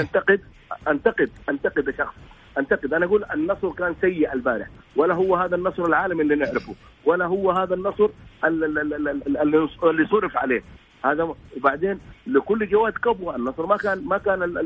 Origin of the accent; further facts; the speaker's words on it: Saudi Arabia; عندنا في السعوديه